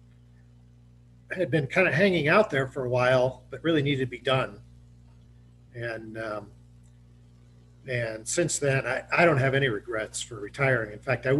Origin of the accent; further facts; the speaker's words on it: Ohio, United States; moved away as an adult; also born or lived in South Dakota / Denver; now in Steamboat Springs, United States; I grew up in Ohio